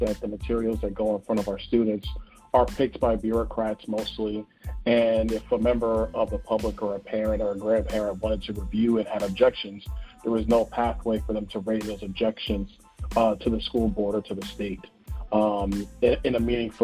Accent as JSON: {"language": "English", "town": "New York City", "region": "New York", "country": "United States", "tie": "born or raised there", "moved": "yes", "lives_now": "Naples, United States", "said": "I'm originally from Brooklyn, New York. That's where I grew up"}